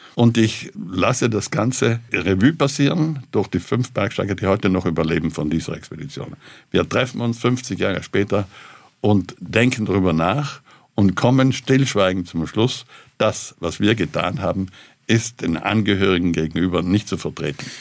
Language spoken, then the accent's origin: German; South Tyrol, Trentino-Alto Adige, Italy; also ich selber fühle mich als Südtiroler, als Europäer und Weltbürger.